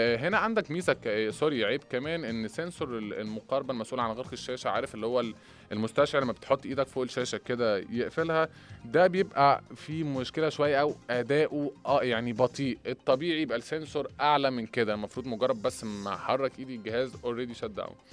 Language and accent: Arabic; Egypt; احنا كمصريين